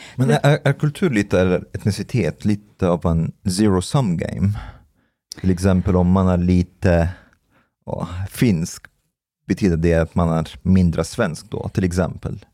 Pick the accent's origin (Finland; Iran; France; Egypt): Egypt; Swedish is a second language; now in Sweden; Jag kommer från Egypten